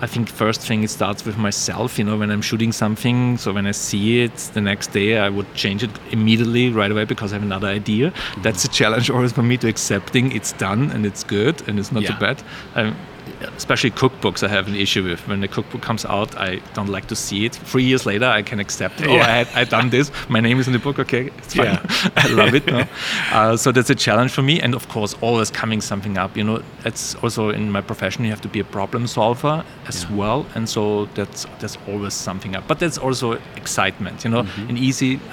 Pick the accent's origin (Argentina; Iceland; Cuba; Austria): Austria; moved away; growing up in Austria